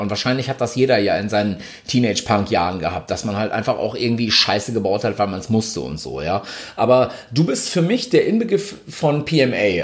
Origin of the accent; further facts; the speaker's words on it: Ibbenbüren, North Rhine-Westphalia, Germany; bei uns in Ibbenbüren, äh, beziehungsweise im Großraum, da wo wir herkamen